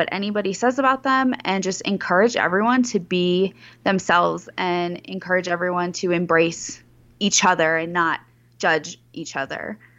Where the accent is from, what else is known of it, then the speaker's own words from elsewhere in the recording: Chicago, Illinois, United States; Yeah, I grew up in the Chicagoland area